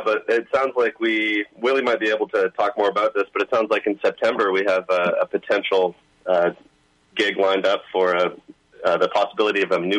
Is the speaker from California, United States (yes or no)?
yes; Northern California, United States; now in British Columbia, Canada; I'm originally from Northern California, transplant into BC